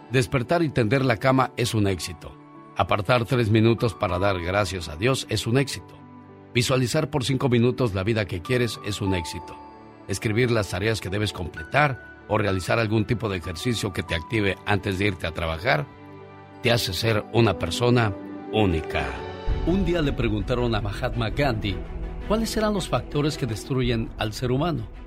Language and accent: Spanish; Angamacutiro, Michoacán, Mexico; moved away; Un día salí de Angamacutiro, Michoacán, pero Angamacutiro, Michoacán nunca salió de mí.